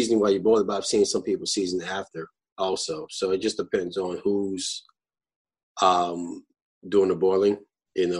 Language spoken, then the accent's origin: English; New Orleans, Louisiana, United States; now in Los Angeles, United States; I'm from New Orleans, born and raised